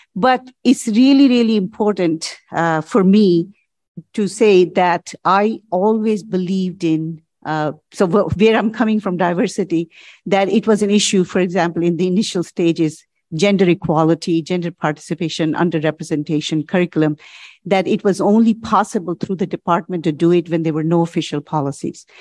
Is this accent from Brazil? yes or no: no; India; moved away as an adult; also born or lived in United States; now in Canada; As a graduate student, I came from India to study at the University of Chicago